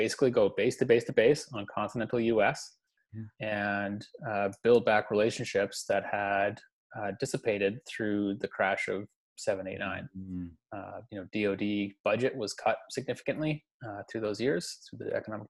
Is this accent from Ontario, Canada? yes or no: no; Victoria, British Columbia, Canada; I am born and raised in beautiful Victoria, BC, long family roots here